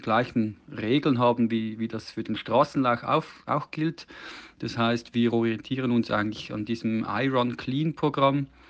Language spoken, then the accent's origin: German; Switzerland; bei uns in der Schweiz